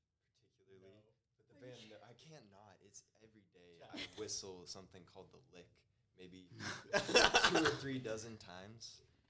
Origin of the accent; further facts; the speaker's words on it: Truckee, California, United States; now in Eugene, United States; I am from Truckee, California.